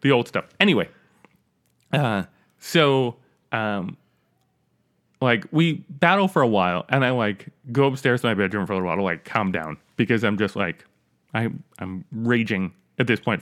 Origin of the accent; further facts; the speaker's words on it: New York, United States; I'm from New York